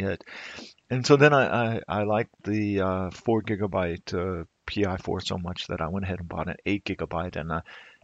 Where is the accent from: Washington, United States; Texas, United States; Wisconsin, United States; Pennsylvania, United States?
Texas, United States; now in Germany; as a Texan